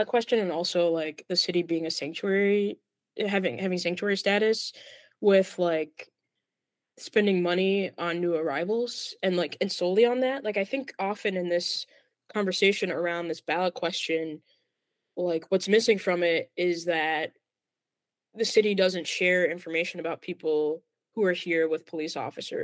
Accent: Plainfield, Illinois, United States; now in Chicago, United States; It's a burb. It's a burb. Plainfield.

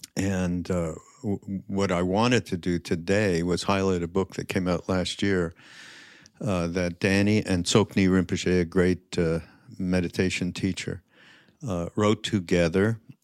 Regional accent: Montreal, Quebec, Canada; I'm from, Montreal

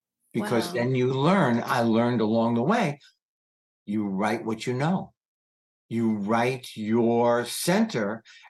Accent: United States; Even though I'm American, you're English.

